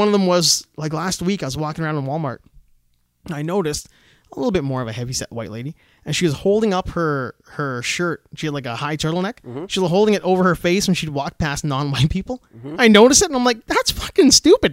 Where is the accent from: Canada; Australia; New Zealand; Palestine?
Canada; I was born in Canada. I don't really have an accent.